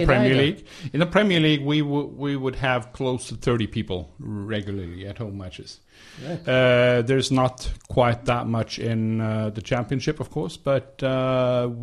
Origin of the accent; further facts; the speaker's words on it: Trondheim, Trøndelag, Norway; moved away; I am from Trondheim. So okay. Rosenborg is my local team